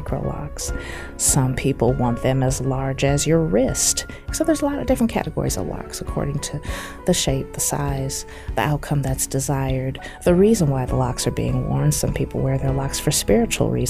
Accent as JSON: {"language": "English", "town": "Omaha", "region": "Nebraska", "country": "United States", "tie": "born or raised there", "said": "I am originally from Omaha, Nebraska"}